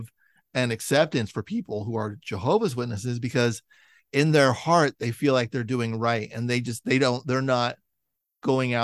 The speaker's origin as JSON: {"language": "English", "town": "San Francisco", "region": "California", "country": "United States", "tie": "born or raised there", "lives_now": "Los Angeles, United States", "said": "I grew up in San Francisco. I live in Los Angeles now"}